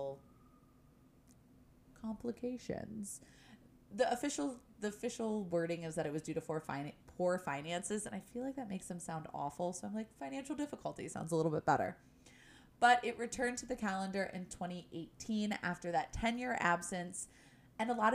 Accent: United States; As an American

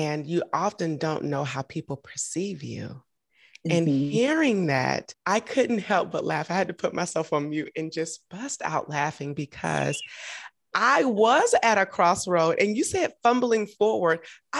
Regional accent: Augusta, Georgia, United States; also born or lived in Atlanta; I'm from Augusta, Georgia. We don't have a Nordstrom's.

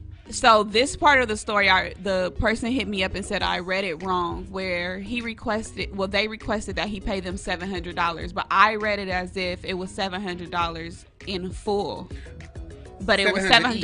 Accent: Los Angeles, California, United States; I'm from Los Angeles. LA native.

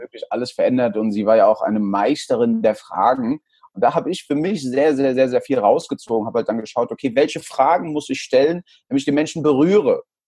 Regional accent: Frankfurt, Hesse, Germany; born or raised there; also born or lived in El Salvador / Stockholm

